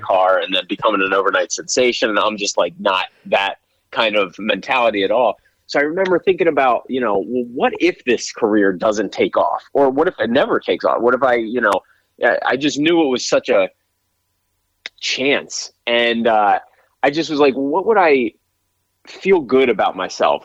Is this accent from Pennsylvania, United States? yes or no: yes; Pennsylvania, United States; moved away; I grew up in Pennsylvania